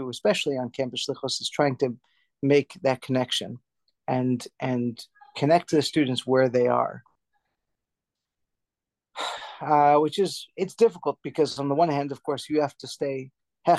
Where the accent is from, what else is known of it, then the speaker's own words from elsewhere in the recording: Providence, Rhode Island, United States; I was born in the Hasidic bastion of Providence, Rhode Island